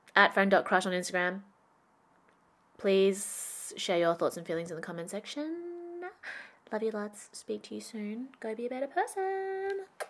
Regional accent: Perth, Western Australia, Australia; moved away as an adult; also born or lived in Shanghai; I went back to my hometown that I left when I graduated university. So my adult friendships, identity, career were all formed in Shanghai. I was back in Perth

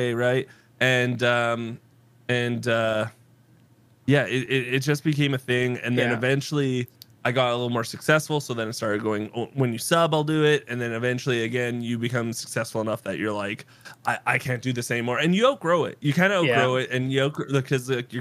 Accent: East Coast, Canada; moved away; I'm from the East Coast and I moved to the West Coast

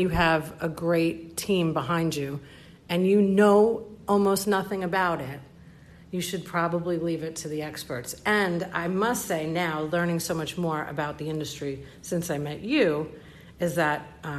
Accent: New York, United States; He is a small town boy, and I'm just a New Yorker, you know, and we can still get along.

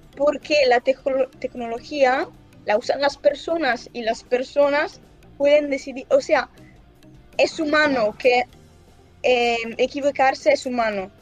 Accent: Brescia, Lombardy, Italy; Yo soy de, yo soy de Brescia.

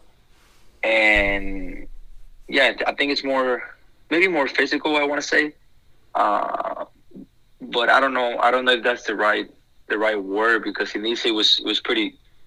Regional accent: San Antonio, Texas, United States; I'm from San Antonio

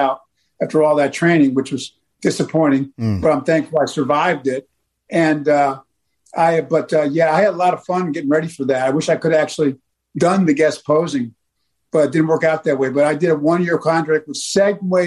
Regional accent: Buffalo, New York, United States; moved away as an adult; also born or lived in the South (US); I grew up in Buffalo

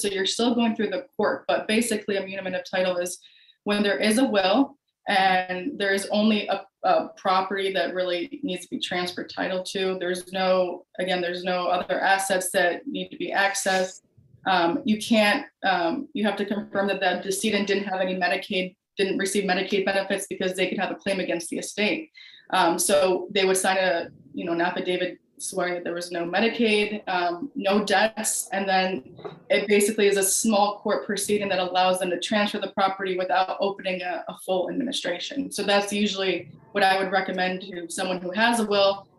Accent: Buffalo, New York, United States; moved away as an adult; also born or lived in Florida; now in Houston, United States; I am originally from Buffalo, New York, upstate New York, um, and I moved down to Florida where I went to law school

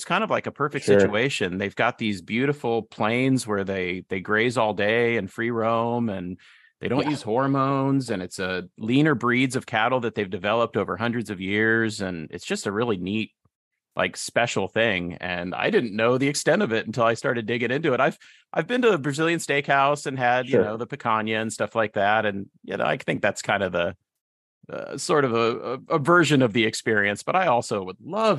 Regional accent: Midwest, United States; also born or lived in Illinois / Ohio; I had one because I grew up kind of in the Midwest. I lived in Illinois for a little while, in Ohio for a little while.

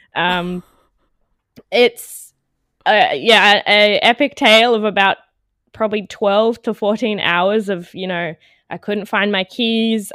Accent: Canberra, Australian Capital Territory, Australia; now in Melbourne, Australia; I'm from Australia, originally from Canberra, the capital, but I've since moved down to Melbourne

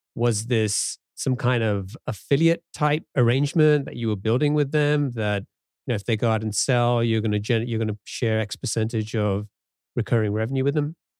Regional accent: England, United Kingdom; now in United States; growing up in England and coming to the U S

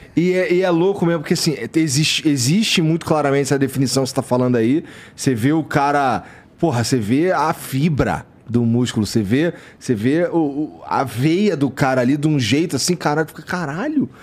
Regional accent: Rio de Janeiro, Brazil; moved away

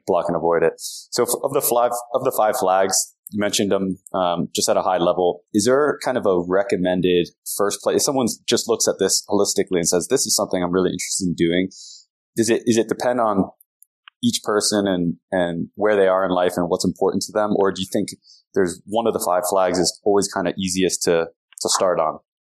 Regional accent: United States; I was an American

